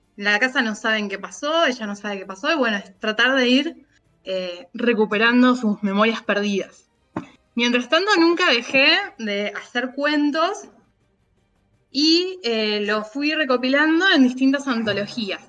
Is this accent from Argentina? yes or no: yes; Argentina; acá en Argentina